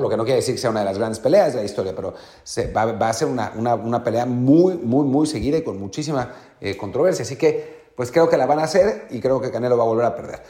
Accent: Mexico

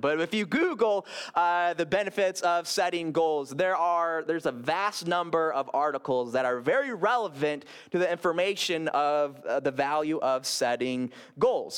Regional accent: Grand Rapids, Michigan, United States; moved away; when I lived in Grand Rapids, uh, my hometown, my hometown

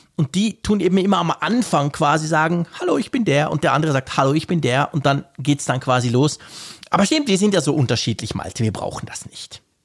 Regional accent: Switzerland; ich als Schweizer

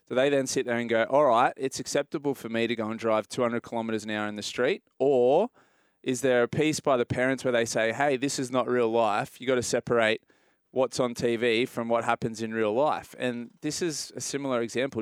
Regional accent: Australia; as an Australian

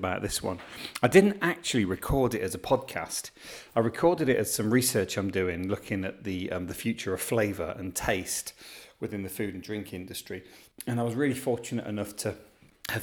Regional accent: Midlands, United Kingdom; I'm from the Midlands, but not actually from Birmingham

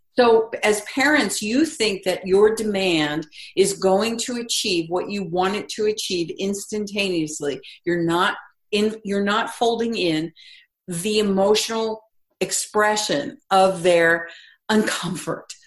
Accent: East Coast, United States; I grew up on the East Coast

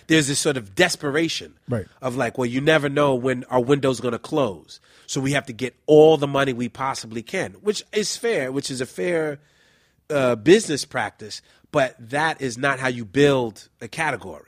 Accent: New York City, New York, United States; I'm originally from the Bronx. I'm from the Soundview section of the Bronx.

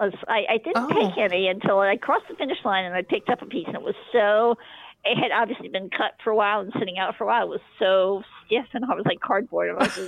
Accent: United States; And, you know, as an American runner, you're used to having Gatorade every couple of miles.

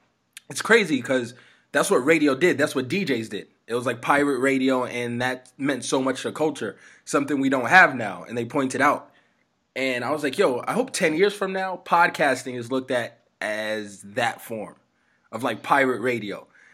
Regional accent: New York, United States; now in Las Vegas, United States; growing up in New York

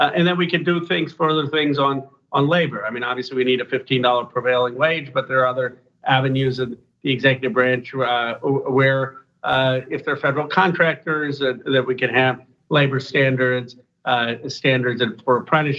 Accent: California, United States; We're both from Northern California. We're both progressive

